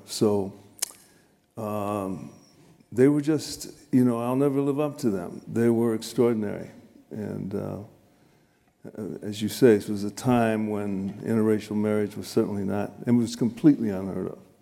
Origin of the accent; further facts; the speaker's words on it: Chicago, Illinois, United States; I grew up in Chicago, South Chicago, South Side